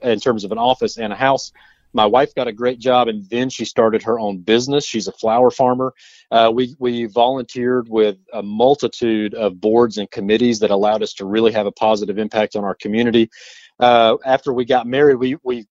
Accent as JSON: {"language": "English", "town": "Forest City", "region": "North Carolina", "country": "United States", "tie": "born or raised there", "also_born_or_lived": "Asheville, North Carolina", "lives_now": "Caswell County, United States", "said": "Born and raised in Forest City, North Carolina, which is about halfway between Asheville and Charlotte"}